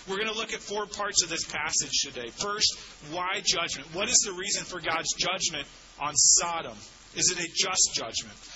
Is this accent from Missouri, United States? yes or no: yes; St. Louis, Missouri, United States; I grew up in St. Louis in the suburbs, West County